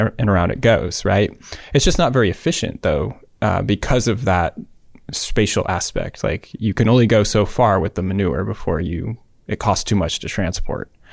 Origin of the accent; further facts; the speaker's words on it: Davis, California, United States; Davis, U C Davis, in my hometown